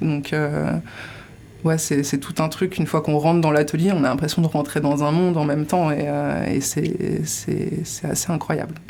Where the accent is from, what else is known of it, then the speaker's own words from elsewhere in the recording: Colombes, Île-de-France, France; moved away as an adult; now in Landes, France; j'ai grandi en région parisienne. J'ai grandi à Colombes, d'ailleurs